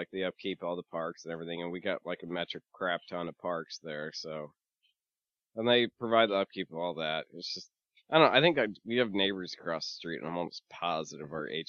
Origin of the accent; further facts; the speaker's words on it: Michigan, United States; now in Arizona, United States; I'm from Michigan.